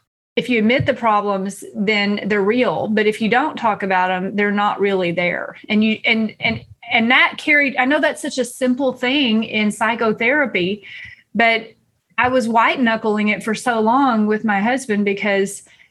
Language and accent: English; East Texas, United States; I grew up here in East Texas, and I grew up here Baptist